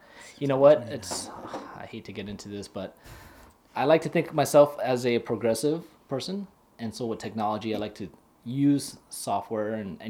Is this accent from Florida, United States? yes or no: no; Hawaii, United States; I'm from Hawaii, bro.